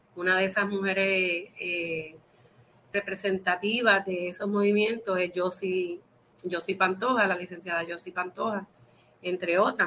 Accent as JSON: {"language": "Spanish", "country": "Puerto Rico", "said": "nosotros somos una colonia de los Estados Unidos"}